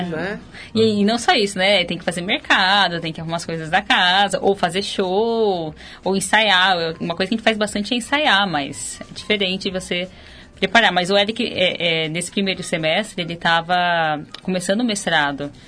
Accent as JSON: {"language": "Portuguese", "town": "Ribeirão Preto", "region": "São Paulo", "country": "Brazil", "said": "eu sou de Ribeirão Preto, interior do estado."}